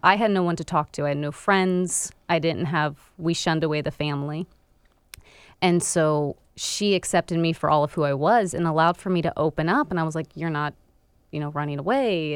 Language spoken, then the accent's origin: English; Florida, United States; moved away as an adult; I was actually born and raised in Florida up till I was twenty-three years old.